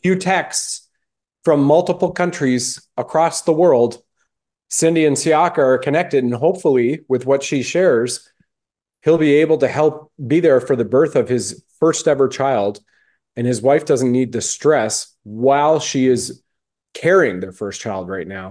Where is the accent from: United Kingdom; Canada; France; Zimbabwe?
Canada; I was born in Canada